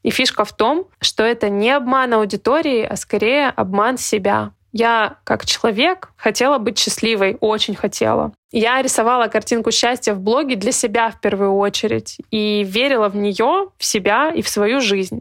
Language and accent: Russian; Yessentuki, Stavropol Krai, Russia; moved away as an adult; also born or lived in Saint Petersburg / Budyonnovsk; Ессентуки. Это мой родной город.